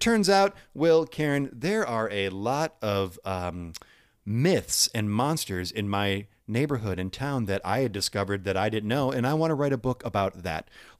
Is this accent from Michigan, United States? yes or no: yes; Michigan, United States; I'm from Michigan.